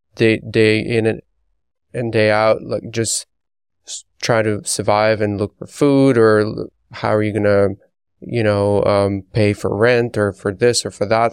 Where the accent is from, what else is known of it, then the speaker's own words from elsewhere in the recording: Belarus; moved away; growing up in Belarus